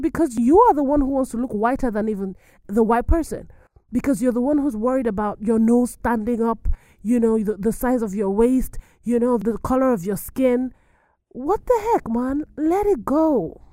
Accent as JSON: {"language": "English", "country": "Nigeria", "moved": "yes", "said": "I am an African immigrant. I am from Niger. I'm from Nigeria"}